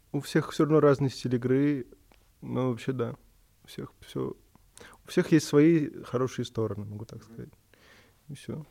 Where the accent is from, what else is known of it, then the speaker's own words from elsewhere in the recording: Moscow, Russia; Я москвич